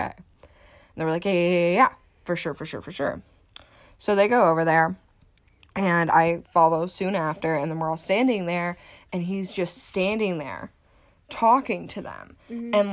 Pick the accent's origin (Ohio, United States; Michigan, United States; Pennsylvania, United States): Ohio, United States; Cleveland; How do you know Cleveland? I'm from Cleveland